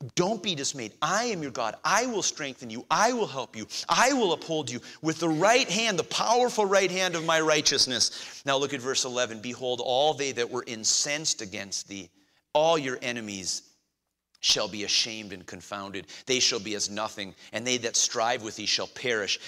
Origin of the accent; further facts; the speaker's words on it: United States; our situation as 21st century Americans